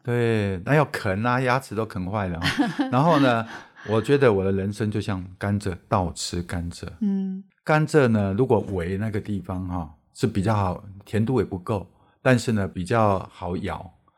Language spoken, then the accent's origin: Chinese; Erlin, Changhua County, Taiwan; 我小时候在乡下长大，我们那边，我，我住在彰化二林那里